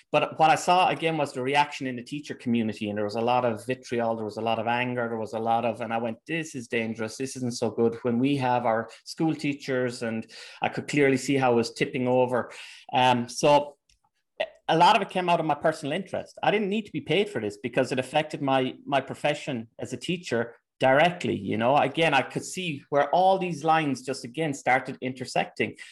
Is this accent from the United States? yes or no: no; Ireland; moved away as an adult; also born or lived in England; now in Germany; I'm Irish